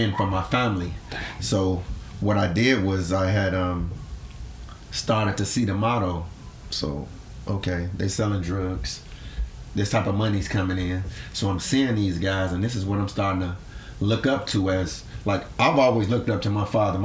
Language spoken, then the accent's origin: English; Chicago, Illinois, United States; born and raised in Chicago, Henry Horner Projects